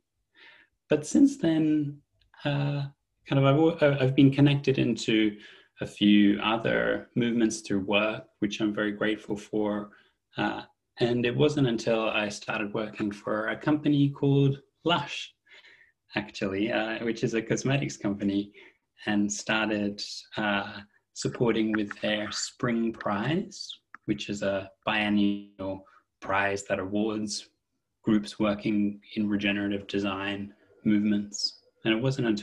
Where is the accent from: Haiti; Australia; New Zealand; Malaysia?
Australia; moved away as an adult; now in United Kingdom; I'm from Australia originally, and so I moved to the UK. I'm based in the UK now, about 12 years ago.